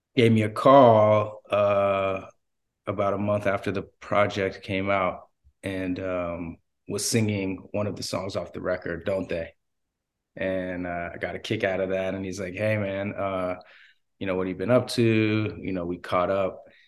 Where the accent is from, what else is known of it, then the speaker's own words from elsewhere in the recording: Los Angeles, California, United States; I'm from Los Angeles, L A native